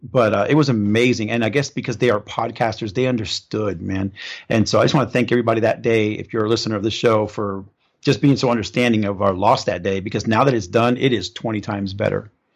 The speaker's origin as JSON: {"language": "English", "town": "Cypress", "region": "California", "country": "United States", "tie": "born or raised there", "also_born_or_lived": "Orlando, Florida", "moved": "yes", "said": "I grew up in Southern California, so Cypress, California"}